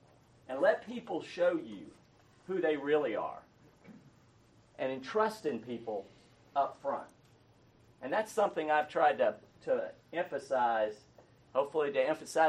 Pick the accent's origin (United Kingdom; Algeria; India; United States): United States; Roswell, Georgia; I grew up in Roswell. I was a JCPenney brat, and we moved around the country.